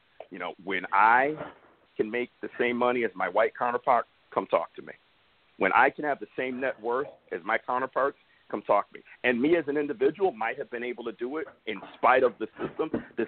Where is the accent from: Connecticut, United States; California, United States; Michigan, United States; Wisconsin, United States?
Connecticut, United States; Bristol; also born or lived in Hartford; I moved from Hartford, Connecticut to Bristol, Connecticut. I was in Bristol for a week and I had classmates calling me the N-word at just about to turn 10 years old.